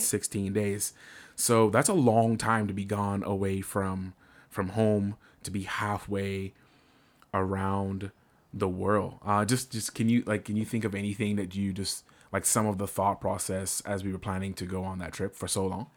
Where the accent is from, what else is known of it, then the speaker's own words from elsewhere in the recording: Bahamas; now in United States; I'm originally from the Bahamas. So all of my, uh, immigration documents are still my Bahamian documents